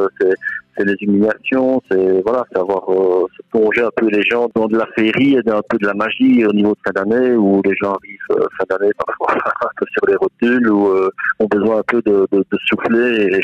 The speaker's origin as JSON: {"language": "French", "country": "Belgium", "said": "il y a une belle évolution chez nous en Wallonie et en Flandre, euh, en Belgique"}